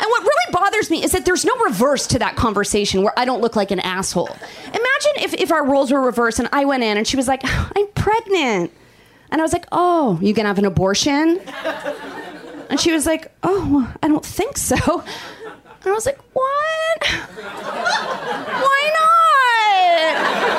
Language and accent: English; Canada; moved away; I'm from Canada originally